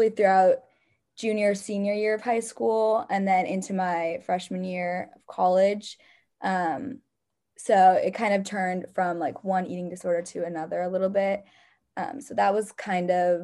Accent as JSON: {"language": "English", "town": "San Jose", "region": "California", "country": "United States", "moved": "as an adult", "lives_now": "San Luis Obispo, United States", "said": "I'm from San Jose, California."}